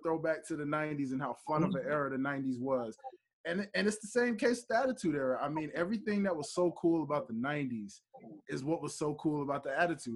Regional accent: Memphis, Tennessee, United States; now in Atlanta, United States; I'm from Memphis, but I live in Atlanta

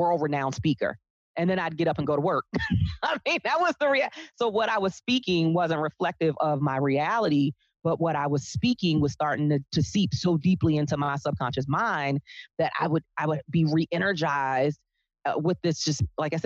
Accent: Baltimore, Maryland, United States; I was born and raised in Baltimore

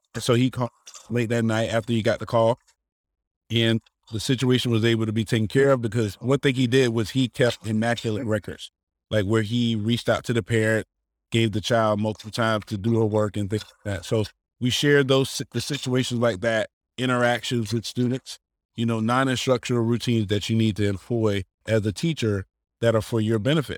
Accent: Manning, South Carolina, United States; I'm originally from Manning, South Carolina

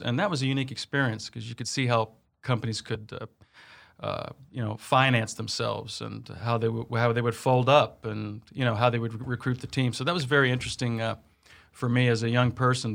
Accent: Kansas City, Missouri, United States; moved away as an adult; also born or lived in Blue Valley, Kansas; growing up here in K C

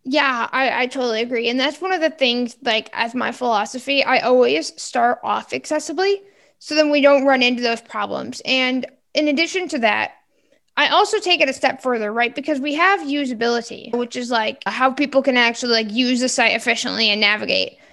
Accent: Michigan, United States; I am from Michigan

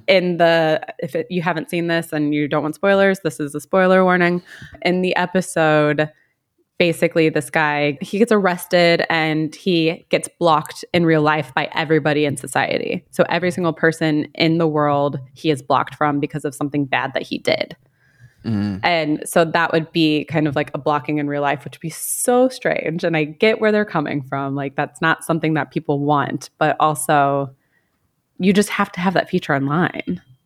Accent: United States; moved away; I'm American and I I live in another country

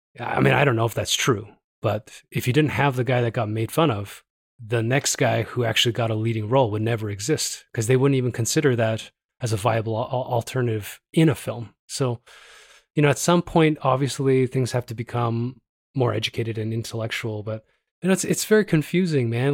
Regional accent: Toronto, Ontario, Canada; now in Calgary, Canada; I'm from Toronto

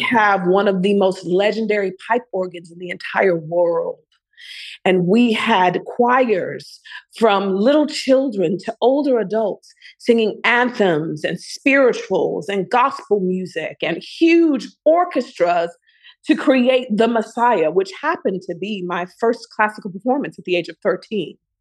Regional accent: Chicago, Illinois, United States; I come from Chicago

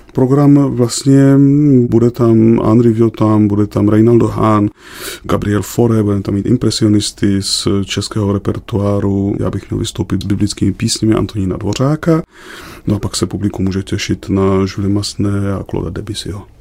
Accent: Czechia; naší krásnou zemi

